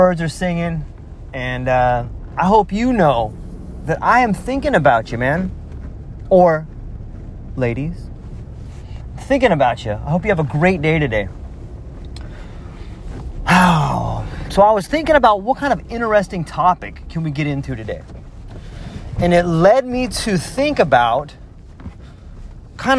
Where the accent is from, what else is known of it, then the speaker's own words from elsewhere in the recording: Southern California, United States; accent: California; moved away as an adult; also born or lived in Mexico / Hawaii; I grew up in California, Southern California